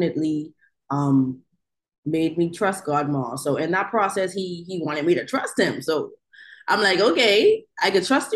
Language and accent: English; Bahamas; now in Oklahoma City, United States; I am from the Bahamas. I recently reside in Oklahoma City.